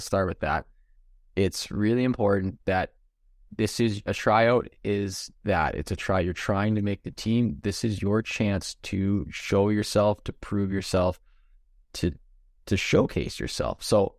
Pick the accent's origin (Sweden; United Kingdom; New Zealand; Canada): Canada; Ontario; Because in Ontario, and actually in a bunch of other places, but we're from Ontario, so we know Ontario things, it's tryout time.